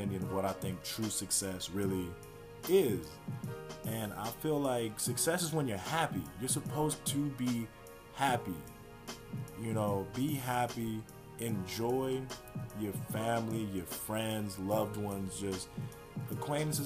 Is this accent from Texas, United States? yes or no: yes; Houston, Texas, United States; I'm from the Houston area